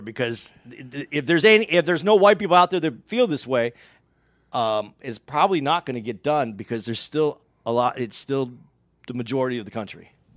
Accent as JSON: {"language": "English", "region": "Arizona", "country": "United States", "tie": "born or raised there", "said": "I grew up in Arizona."}